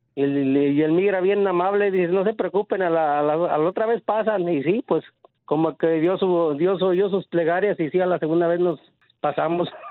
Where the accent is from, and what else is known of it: Zacatecas, Mexico; now in Los Angeles, United States